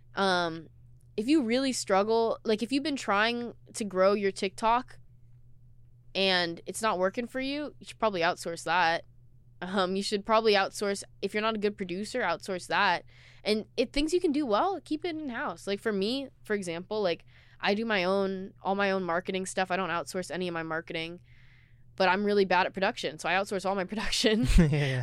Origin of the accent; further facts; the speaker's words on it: Seattle, Washington, United States; I was born and raised in Seattle